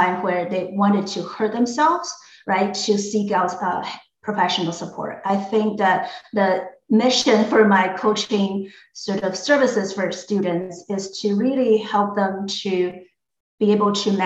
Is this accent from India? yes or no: no; Taiwan; moved away as an adult; also born or lived in Bronx, New York, United States; now in United States; I was an international student myself when I came from Taiwan to the US about 15 years ago